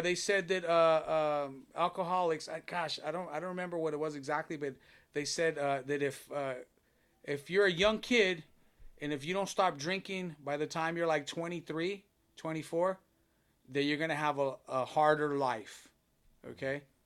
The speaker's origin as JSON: {"language": "English", "town": "Long Beach", "region": "California", "country": "United States", "tie": "born or raised there", "moved": "as an adult", "lives_now": "Downey, United States", "said": "I'm born and raised in Long Beach"}